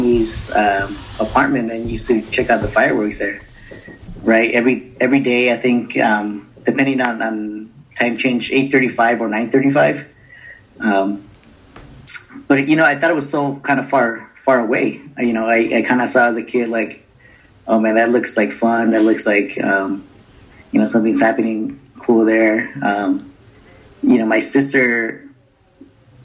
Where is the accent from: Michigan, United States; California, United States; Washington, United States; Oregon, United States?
California, United States; Anaheim; I grew up in Anaheim, California, which is the house of Disneyland. You know, grew up here, born and raised